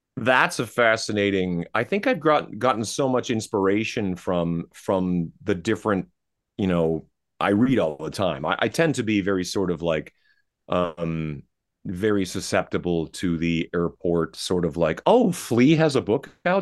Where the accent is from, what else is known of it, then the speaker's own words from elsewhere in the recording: Canada; I'm Canadian